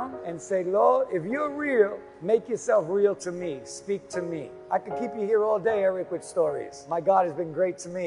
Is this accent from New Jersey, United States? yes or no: no; New York, United States; I grew up in New York, grew up in Queens.